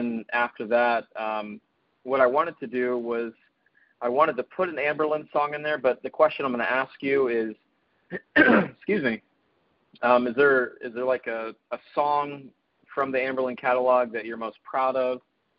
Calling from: Zephyr Hills, Florida, United States; I'm in Zephyr Hills, just outside of Tampa.

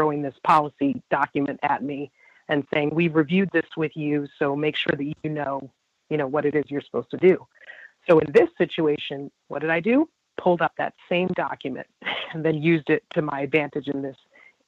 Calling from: Virginia, United States; I'm a caller from Virginia.

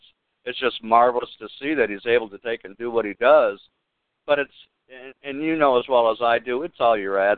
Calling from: Florida, United States; from Florida.

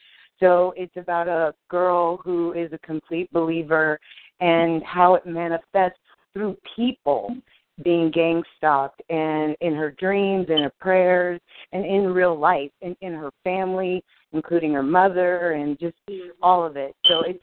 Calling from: California, United States; I'm from California.

